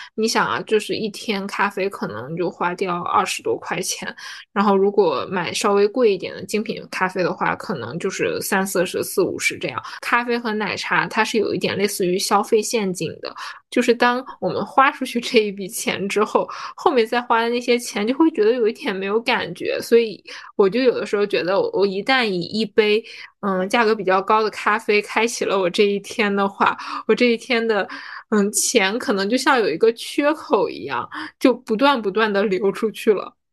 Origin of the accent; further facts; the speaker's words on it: Northeast China, China; now in Shanghai, China; 我是东北人嘛，我们家那边就是逢年过节，不管什么节，反正都可以有理由吃饺子